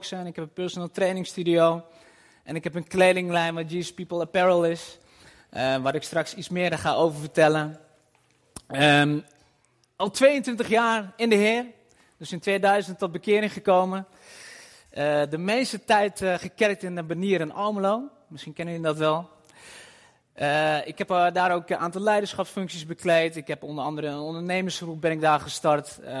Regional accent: Nivelles, Walloon Brabant, Belgium; born there; ben 44 jaar, geboren in Nijvel

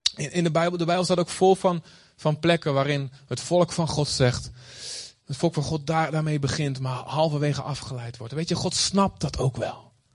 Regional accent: Olst, Overijssel, Netherlands; moved away as an adult; also born or lived in Boskamp; now in Aruba; Ik ben opgegroeid in Olst

